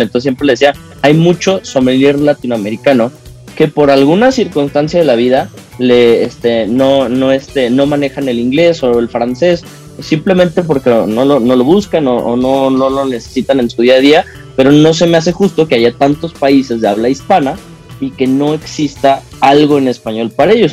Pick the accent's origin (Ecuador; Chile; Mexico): Mexico